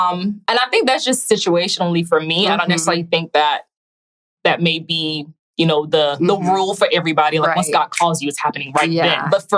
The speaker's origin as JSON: {"language": "English", "country": "Haiti", "tie": "born or raised there", "also_born_or_lived": "Raleigh, North Carolina", "moved": "yes", "lives_now": "Burlington, United States", "said": "I'm a proud Haitian. I was born in Haiti"}